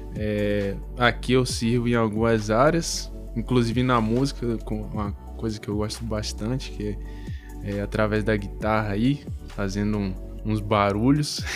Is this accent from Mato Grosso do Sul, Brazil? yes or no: no; Bahia, Brazil; eu sou baiano